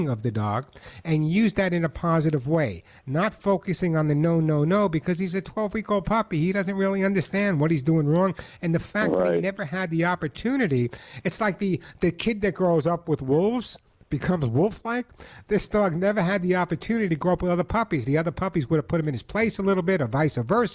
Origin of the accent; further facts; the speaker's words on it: New York, United States; now in Santa Monica, United States; I live in Santa Monica, although I'm from New York. Some people say I still have an accent